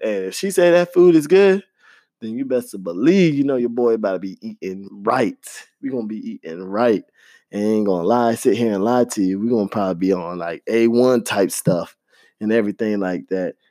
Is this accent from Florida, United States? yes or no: yes; Florida, United States; I grew up in Florida